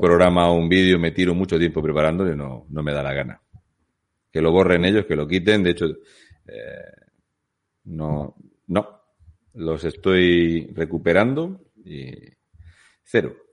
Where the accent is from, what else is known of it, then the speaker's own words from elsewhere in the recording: Asturias, Spain; yo vengo de Asturias